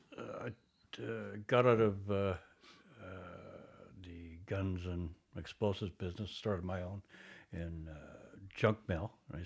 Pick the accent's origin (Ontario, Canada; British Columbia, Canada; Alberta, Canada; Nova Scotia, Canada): Ontario, Canada; Toronto; Basically Toronto. My family moved around a lot